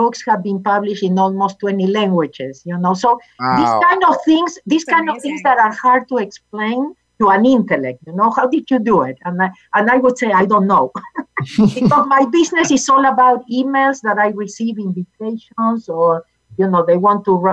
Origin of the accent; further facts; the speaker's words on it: Argentina; English is a second language; now in United States; I was born in Argentina.